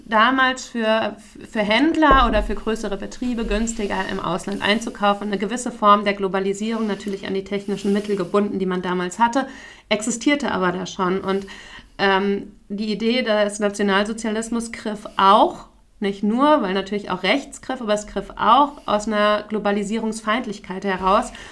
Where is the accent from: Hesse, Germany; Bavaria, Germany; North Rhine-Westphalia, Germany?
Hesse, Germany; Frankfurt; moved away; und wo kommst du jetzt her? Und ich, ja, Frankfurt